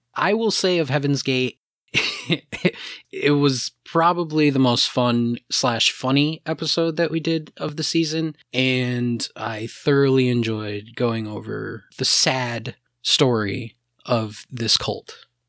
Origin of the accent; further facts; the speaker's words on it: New England, United States; we're all from New England